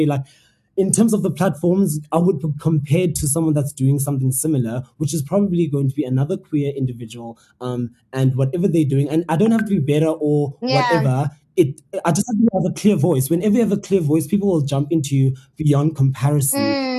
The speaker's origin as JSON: {"language": "English", "country": "South Africa", "said": "as a South African"}